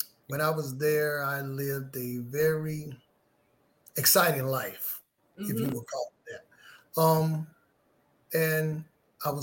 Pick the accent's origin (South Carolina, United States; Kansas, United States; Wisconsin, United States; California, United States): South Carolina, United States; moved away as an adult; also born or lived in Washington, D.C.; now in Atlanta, United States; I was raised in South Carolina, a small town